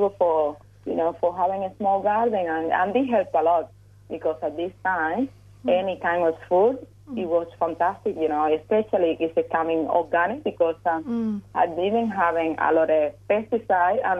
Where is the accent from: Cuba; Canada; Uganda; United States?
Cuba; now in Australia; I was growing up in Cuba.